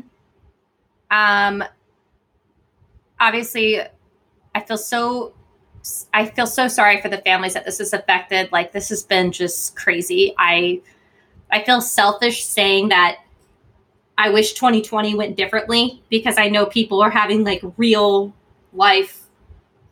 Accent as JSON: {"language": "English", "town": "Jacksonville", "country": "United States", "tie": "born or raised there", "moved": "yes", "said": "That's my home. Well, my hometown, where I grew up"}